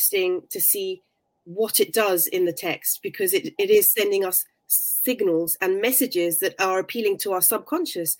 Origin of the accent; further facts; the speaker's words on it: London, United Kingdom; I was born in London